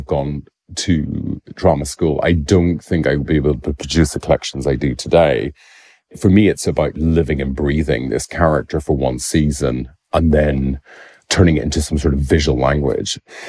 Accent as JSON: {"language": "English", "region": "Northern Ireland", "country": "United Kingdom", "tie": "born or raised there", "said": "Growing up in Ireland, I was born in 84. I was a youth during the 90s, which was probably one of the most complicated moments."}